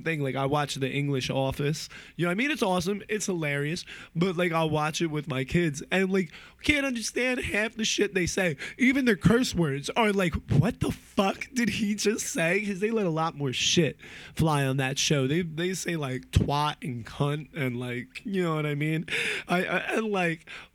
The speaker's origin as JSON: {"language": "English", "region": "New Jersey", "country": "United States", "said": "I'm from New Jersey and that area"}